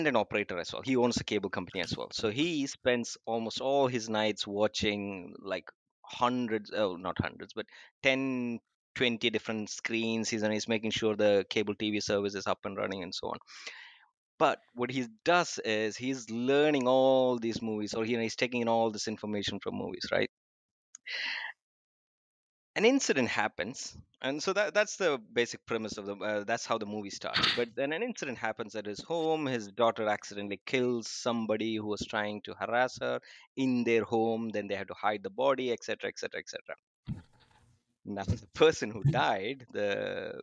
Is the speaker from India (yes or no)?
yes; Kerala, India; now in Abu Dhabi, United Arab Emirates; I hail from Kerala in India. We speak Malayalam there.